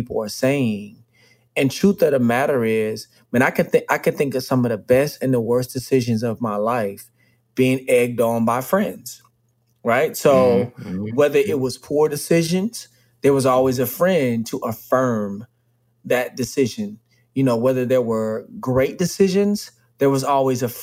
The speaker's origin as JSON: {"language": "English", "town": "Dallas", "region": "Texas", "country": "United States", "tie": "born or raised there", "said": "I'm from Dallas"}